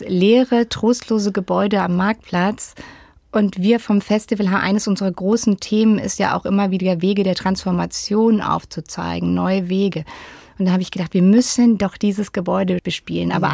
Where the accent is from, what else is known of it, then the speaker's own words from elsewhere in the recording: Freiburg im Breisgau, Baden-Württemberg, Germany; In Freiburg im Breisgau.